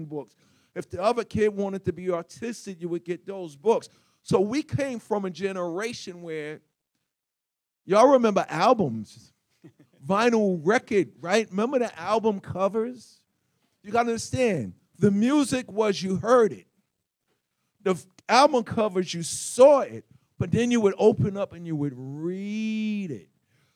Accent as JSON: {"language": "English", "town": "New York City", "region": "New York", "country": "United States", "tie": "born or raised there", "said": "I grew up in Hollis, Queens, New York"}